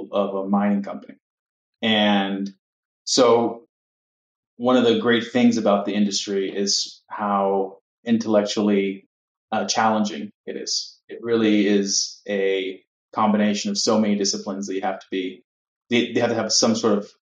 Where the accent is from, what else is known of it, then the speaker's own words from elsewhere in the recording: Miami, Florida, United States; moved away as an adult; now in New York City, United States; I was born and raised in Miami, Florida, Cuban parents, and I moved to New York City shortly after graduating university in 2008